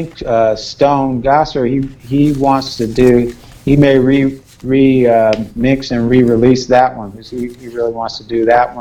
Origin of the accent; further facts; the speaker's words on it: Los Angeles, California, United States; growing up in South Central, hearing helicopters and a lot of chaos going around